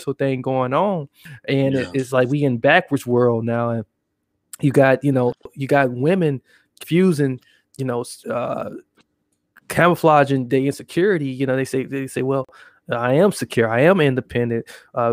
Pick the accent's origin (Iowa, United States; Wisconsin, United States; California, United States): Wisconsin, United States; Milwaukee; I am from Milwaukee